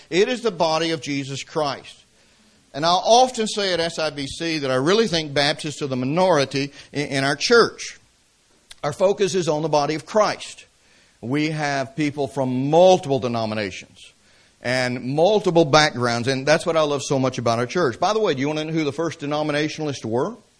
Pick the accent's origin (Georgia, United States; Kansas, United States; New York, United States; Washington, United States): Georgia, United States; Atlanta; I grew up in the city. I grew up in Atlanta, Georgia.